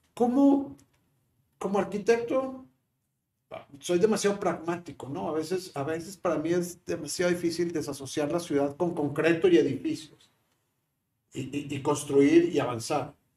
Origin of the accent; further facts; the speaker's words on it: Monterrey, Nuevo León, Mexico; somos nuevos los, regios